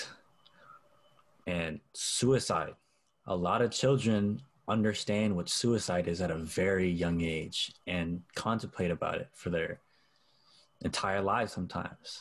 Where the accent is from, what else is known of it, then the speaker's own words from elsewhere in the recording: Oakland, California, United States; also born or lived in Stockton, California; I grew up in Oakland and Stockton, both the rough parts of both places